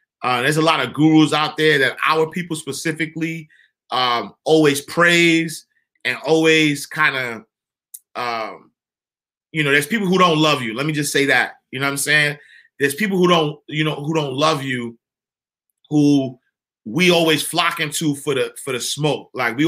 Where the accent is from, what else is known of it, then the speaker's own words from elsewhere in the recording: Florida, United States; I'm from Florida and I can't even begin to wrap my head around cold weather.